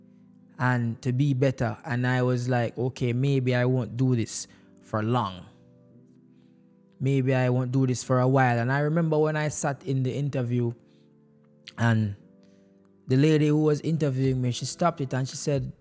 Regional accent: Jamaica; moved away; growing up in Jamaica

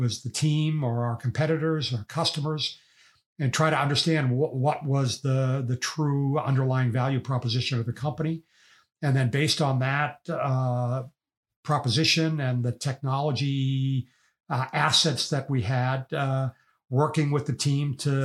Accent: Boston, Massachusetts, United States; I grew up in Boston, and I was not a wealthy family

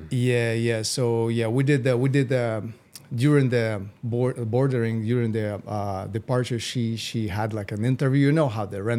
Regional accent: Moscow, Russia; English is a second language; also born or lived in Las Vegas, United States; So originally, I was born in Moscow, uh, I raised in the U.S. I was kind of back and forth between uh, U.S., Las Vegas, and uh, and Moscow.

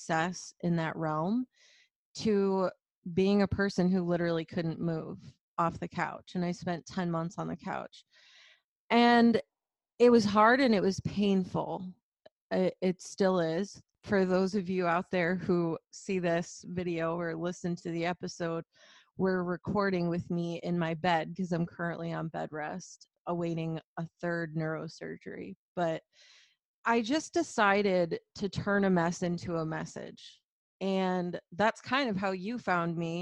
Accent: Flint, Michigan, United States; I grew up very humbly. I grew up in Flint, Michigan, and super blue collar background

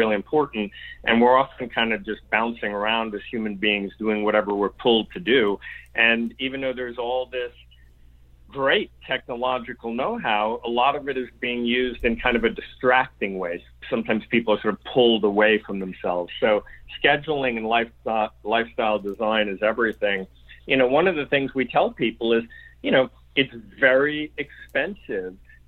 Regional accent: New York, United States; I'm from New York.

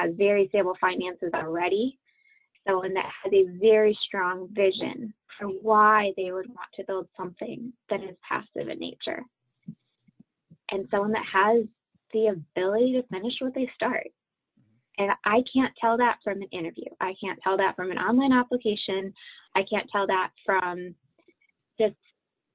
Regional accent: Holland, Michigan, United States; now in Richmond, Virginia, United States; Holland is where I'm from

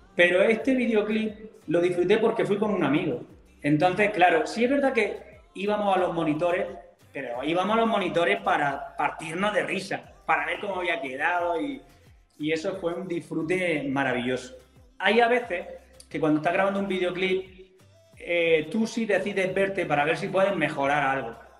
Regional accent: Macael, Andalusia, Spain; moved away; vuelvo a mi tierra, a Almería, ah, concretamente a Macael

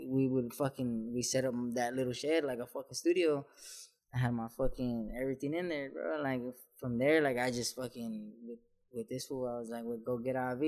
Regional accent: San Juan Capistrano, California, United States; I come from San Juan Capistrano

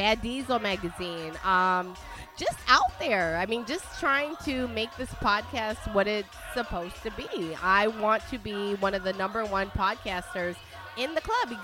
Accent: Italy; I'm from Italy

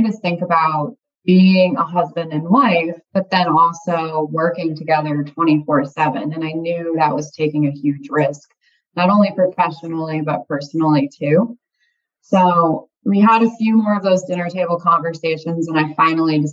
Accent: North Stonington, Connecticut, United States; I grew up in North Stonington, Connecticut

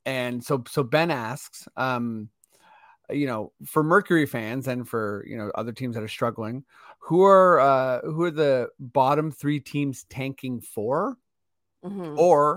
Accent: Canada; I'm clearly Canadian.

